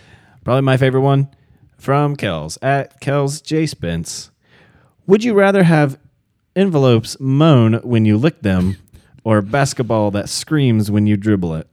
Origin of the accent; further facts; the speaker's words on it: near Rio Grande, Southern Ohio, United States; right next to my hometown is Rio Grande